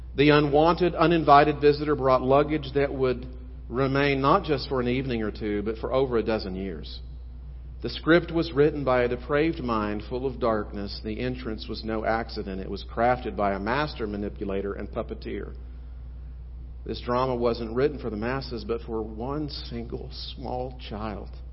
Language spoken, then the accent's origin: English; South Texas, United States; I grew up in South Texas, just seven miles north of the border